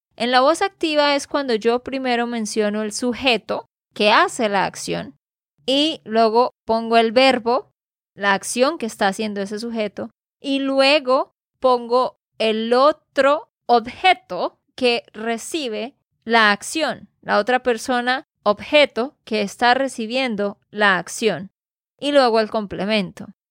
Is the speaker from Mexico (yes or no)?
no; Santander, Colombia; de Santander, Colombia